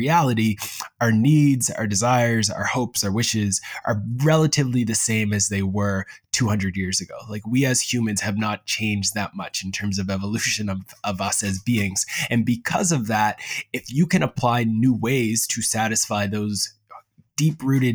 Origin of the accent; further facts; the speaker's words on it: Preston, Nova Scotia, Canada; now in Halifax, Canada; I grew up in Preston, Nova Scotia, and now I currently live in Halifax.